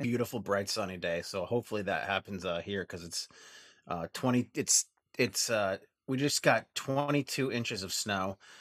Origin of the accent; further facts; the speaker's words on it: Vermont, United States; I'm from Vermont, um, we, uh, our podcast is from Vermont, um, and, um, unfortunately, of the three of us, I'm the only one that's a native Vermonter